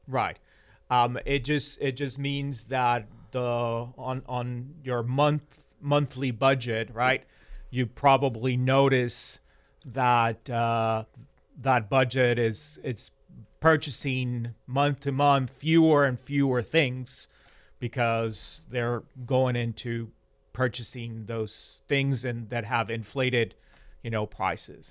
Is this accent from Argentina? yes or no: yes; Argentina; moved away; I was born in Argentina and I have you know, lived in Argentina in periods of high inflation